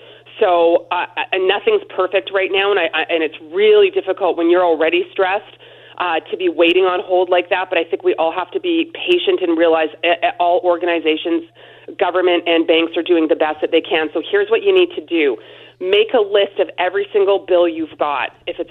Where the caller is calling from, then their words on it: Alberta, Canada; I'm calling you from Alberta today.